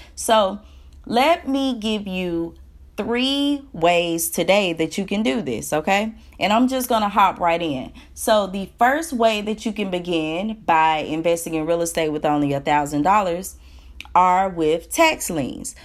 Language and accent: English; Alabama, United States; I'm from Alabama.